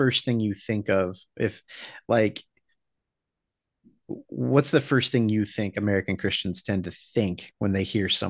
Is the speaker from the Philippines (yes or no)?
yes; Philippines; We had my wife Amanda and I grew up in the Philippines together, and so we had a full lechon.